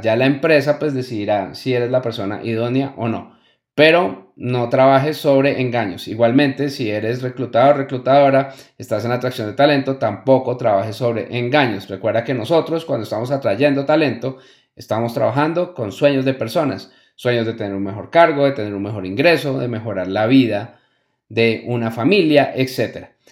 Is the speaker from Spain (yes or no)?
no; Colombia; una expresión que utilizamos mucho en mi país natal, Colombia